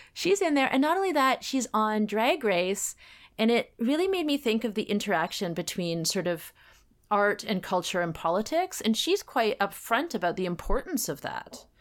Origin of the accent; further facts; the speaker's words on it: Canada; as a Canadian